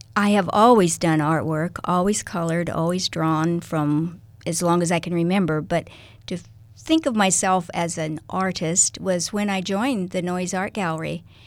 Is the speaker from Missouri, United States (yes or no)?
no; Kansas, United States; moved away as an adult; now in Lincoln, United States; I was born in Kansas